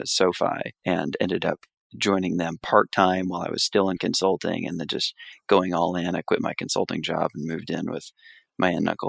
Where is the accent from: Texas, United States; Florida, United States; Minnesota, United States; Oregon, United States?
Florida, United States; South; moved away; So I'm originally from Florida, grew up in South Florida, the son of a single mother.